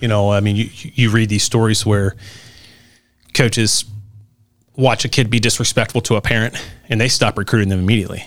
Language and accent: English; Newport, Kentucky, United States; I'm from Newport